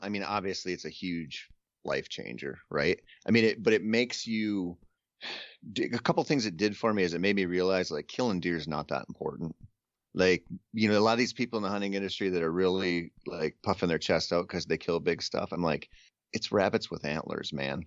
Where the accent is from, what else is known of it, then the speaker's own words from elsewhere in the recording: Minnesota, United States; I grew up in Minnesota